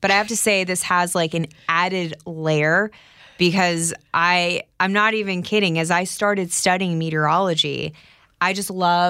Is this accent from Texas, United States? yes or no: yes; San Antonio, Texas, United States; born there; also born or lived in England; So I was born in San Antonio, Texas, moved to England because my dad is a retired colonel in the Air Force.